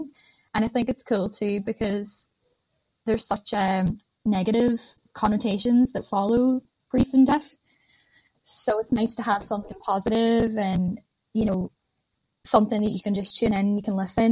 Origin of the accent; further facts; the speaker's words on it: Ireland; moved away as an adult; now in Ormskirk, United Kingdom; I am Irish